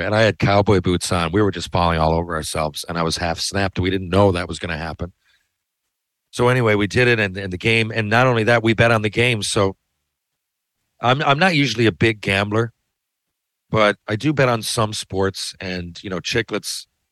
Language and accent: English; Newfoundland and Labrador, Canada; I'm from Newfoundland